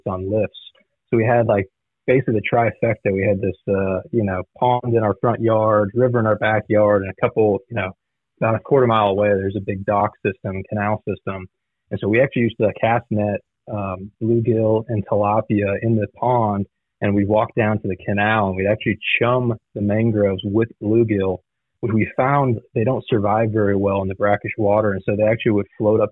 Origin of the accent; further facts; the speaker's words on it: Southwest Florida, United States; I was born and raised down in Southwest Florida on the Coosahatchee